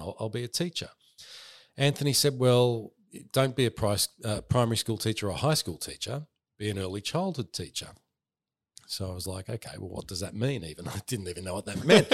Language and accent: English; Northmead, New South Wales, Australia; I grew up in Northmead